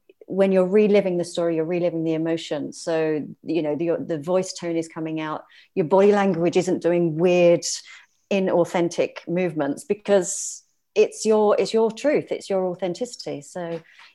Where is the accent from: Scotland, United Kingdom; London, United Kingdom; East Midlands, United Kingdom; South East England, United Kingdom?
London, United Kingdom; moved away as an adult; also born or lived in South of France; now in France; So no, I am British. I'm originally from London.